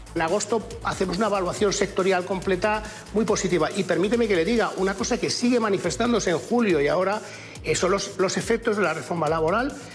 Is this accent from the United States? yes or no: no; Spain; somos los españoles